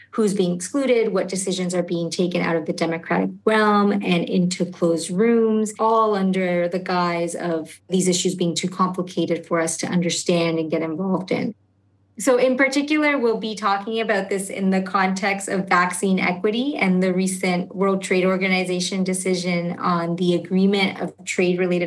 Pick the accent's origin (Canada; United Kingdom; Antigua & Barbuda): Canada; also born or lived in Argentina; my family itself immigrated to Canada when I was quite young